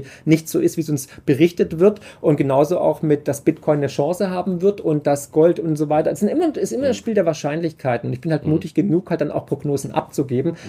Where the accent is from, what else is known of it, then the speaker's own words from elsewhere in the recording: Swabia, Germany; also born or lived in Vermont; ich bin halt Schwabe